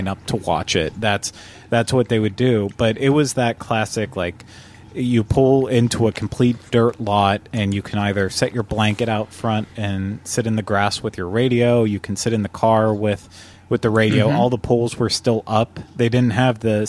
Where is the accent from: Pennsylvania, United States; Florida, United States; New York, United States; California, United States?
Pennsylvania, United States; Butler; moved away; Where I grew up in Pennsylvania, in Butler, we had an awesome drive-in